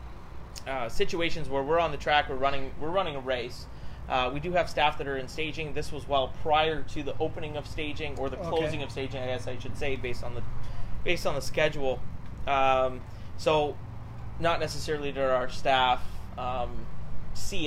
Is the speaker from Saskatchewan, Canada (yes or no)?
yes; Saskatchewan, Canada; I'm from Saskatchewan